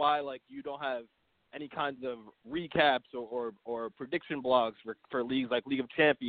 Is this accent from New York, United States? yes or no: yes; Long Island, New York, United States; I'm from Long Island.